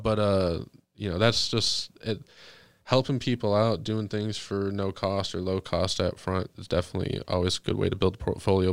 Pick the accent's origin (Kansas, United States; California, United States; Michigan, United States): Michigan, United States; Monroe; moved away; Growing up in Monroe